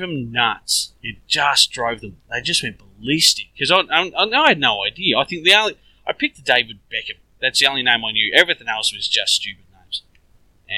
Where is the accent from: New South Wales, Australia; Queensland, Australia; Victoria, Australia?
Victoria, Australia; Melbourne; lived here all my life. I haven't managed to get overseas yet, but I, like I said, we're in Melbourne